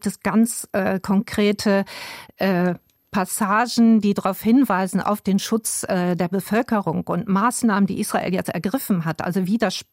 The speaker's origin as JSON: {"language": "German", "region": "Bremen", "country": "Germany", "said": "Also ich meine, ich komme aus Bremen."}